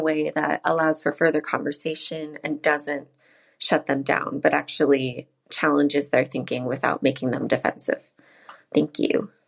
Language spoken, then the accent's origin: English; United States; moved away as an adult; now in Middle East; I'm an American who is currently residing in the Middle East